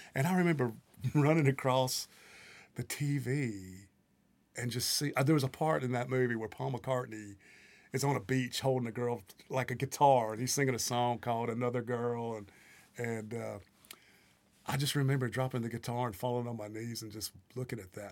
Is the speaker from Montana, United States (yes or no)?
no; Greenville, Mississippi, United States; moved away as an adult; now in Nashville, United States; I'm from uh, the Mississippi Delta. My hometown is uh, considered to be the birthplace of the blues, Greenville, Mississippi